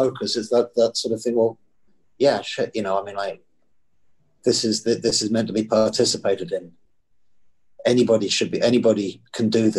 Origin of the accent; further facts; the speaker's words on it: Eastbourne, South East England, United Kingdom; I was born in Eastbourne in Sussex